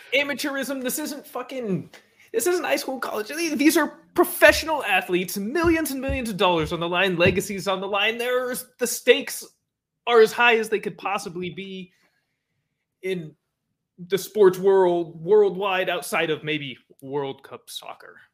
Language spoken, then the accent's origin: English; Bay Area, California, United States; I'm from the Bay Area